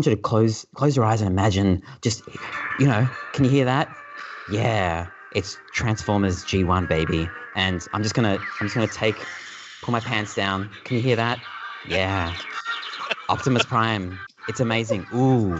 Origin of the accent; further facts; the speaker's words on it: Australia; we're Australian